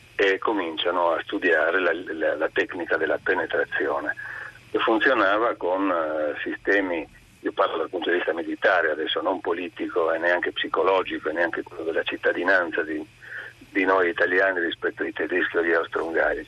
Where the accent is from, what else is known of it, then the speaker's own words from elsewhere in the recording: Trieste, Friuli-Venezia Giulia, Italy; Dalle mie parti io sono triestino